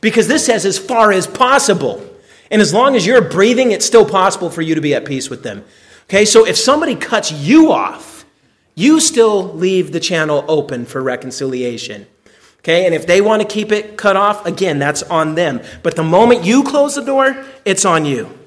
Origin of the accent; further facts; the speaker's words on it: United States; I'm an American